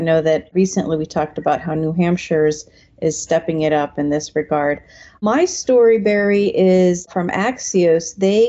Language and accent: English; Iran; now in United States; I'm originally from Iran, came to the United States during the revolution in 1979.